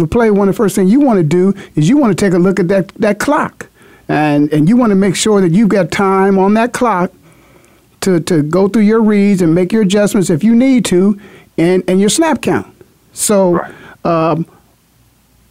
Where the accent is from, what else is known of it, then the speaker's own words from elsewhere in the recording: Canton, Ohio, United States; moved away; my hometown, a Hall of Fame city, Canton, Ohio.